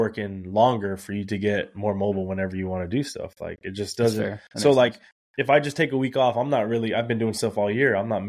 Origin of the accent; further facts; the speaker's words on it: Corpus Christi, Texas, United States; moved away as an adult; also born or lived in Alice, Texas; now in San Antonio, United States; I went to school in Corpus. I lived in Alice.